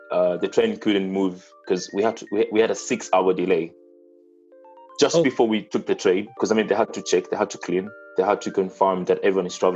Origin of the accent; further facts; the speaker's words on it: Kenya; English is a second language; now in Italy; as a Kenyan abroad, uh, I have to apply for passports